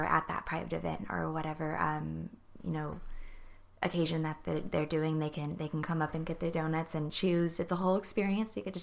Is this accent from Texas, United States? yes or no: yes; New Braunfels, Texas, United States; also born or lived in Norman, Oklahoma (family); now in College Station, United States; I was born in Texas